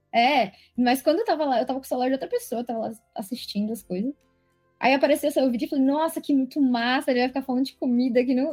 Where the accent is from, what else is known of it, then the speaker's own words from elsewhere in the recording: Guarulhos, São Paulo, Brazil; sou de Guarulhos